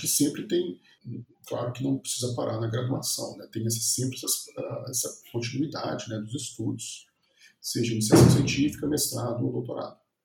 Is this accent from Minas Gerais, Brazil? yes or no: yes; Viçosa, Minas Gerais, Brazil; eu sou de Viçosa, no interior de Minas Gerais